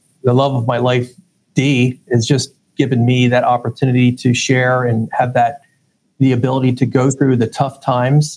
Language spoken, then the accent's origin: English; Lancaster, Pennsylvania, United States; I was born and raised in Lancaster